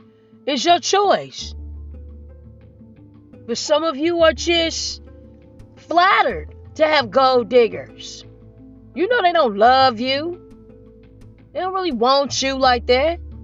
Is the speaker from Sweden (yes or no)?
no; Nigeria; And I'm married to a Nigerian. And I'm Nigerian.